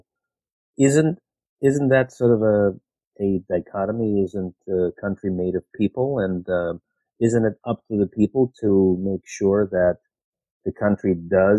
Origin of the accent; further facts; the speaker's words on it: Ukraine; moved away; I'm originally from Ukraine myself, having emigrated 40 years ago